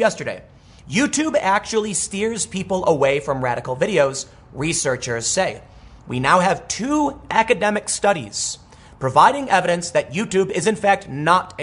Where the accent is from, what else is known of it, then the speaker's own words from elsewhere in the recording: Chicago, Illinois, United States; I grew up in Chicago.